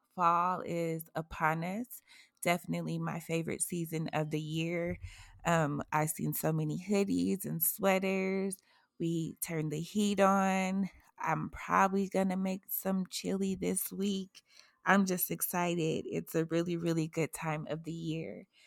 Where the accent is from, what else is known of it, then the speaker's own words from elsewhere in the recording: Massachusetts, United States; moved away; my hometown, Massachusetts